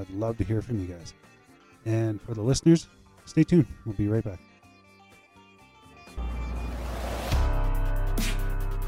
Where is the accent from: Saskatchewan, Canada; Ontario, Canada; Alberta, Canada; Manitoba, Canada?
Saskatchewan, Canada; my hometown where I'm from in Saskatchewan